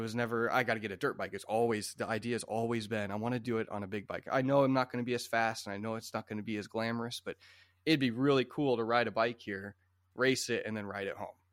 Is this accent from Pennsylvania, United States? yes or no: no; Iowa, United States; My family always had some Japanese bikes growing up in Iowa